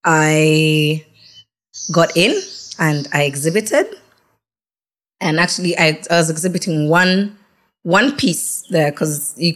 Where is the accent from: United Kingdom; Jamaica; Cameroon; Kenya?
Kenya; Nairobi; also born or lived in Malaysia; I came back to Nairobi.